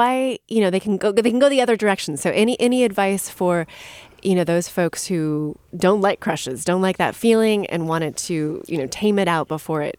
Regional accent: United States; Being half French, but growing up in America, I find that there is so much shame, judgment, and taboo around romance and sexuality coming from our Puritan roots

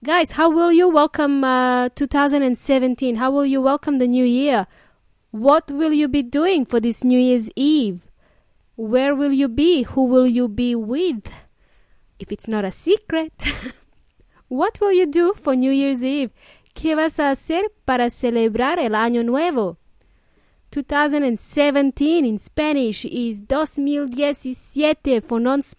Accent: Melbourne, Victoria, Australia; My hometown, Melbourne

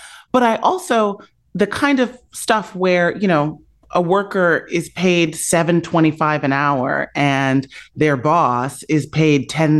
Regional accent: Chicago, Illinois, United States; I grew up on the South Side of Chicago in the 1980s in a solidly working middle class Black neighborhood.

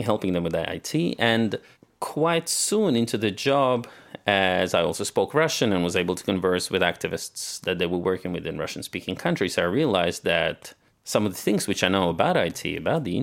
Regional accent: Australia; moved away as an adult; also born or lived in Soviet Union; I grew up in Australia

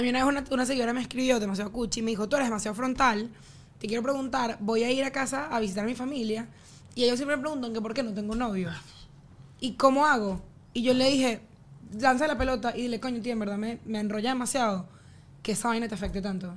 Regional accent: Venezuela; moved away; nosotros vivíamos en una burbuja de ese país

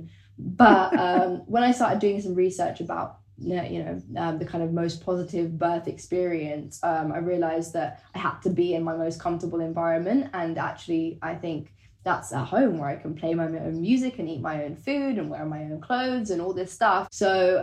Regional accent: London, United Kingdom; For me, I'm a Londoner. I grew up in London.

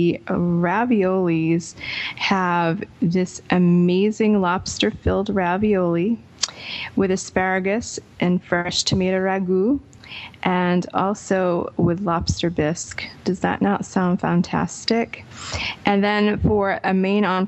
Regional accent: Providence, Rhode Island, United States; my hometown of Providence, Rhode Island, which has some of the best Italian restaurants, I think, in the world. And it is where I found my palate of Italian food. Besides my family, obviously, it's a place that we went for Italian food when I was growing up

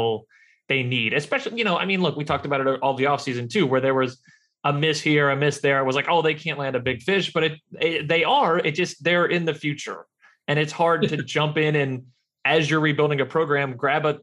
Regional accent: Louisiana, United States; I grew up in Louisiana, was an LSU guy

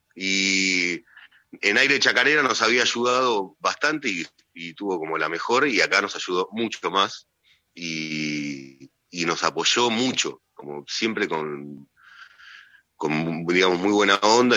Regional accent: Hurlingham, Buenos Aires Province, Argentina; Yo soy de Burlingame

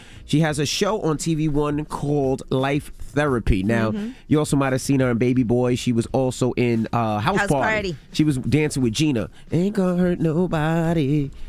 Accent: New York, United States; I'm from New York, so it was like, I grew up on that.

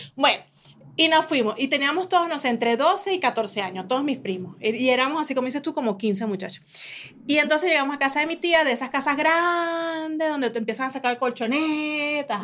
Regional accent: Falcón, Venezuela; moved away; yo vengo de Venezuela, yo vengo de las playas de Falcón

